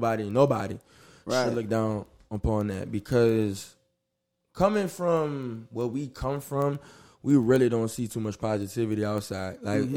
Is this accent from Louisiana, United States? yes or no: yes; New Orleans, Louisiana, United States; I'm from Night Ward, so, you know, gentrification called the shit Bywater.